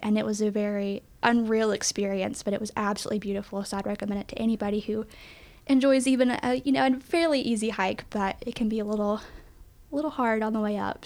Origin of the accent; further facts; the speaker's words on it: East Tennessee, United States; born and raised in East Tennessee